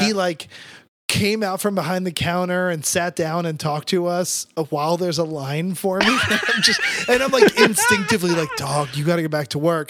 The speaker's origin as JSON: {"language": "English", "region": "New Jersey", "country": "United States", "tie": "born or raised there", "said": "growing up in South Jersey"}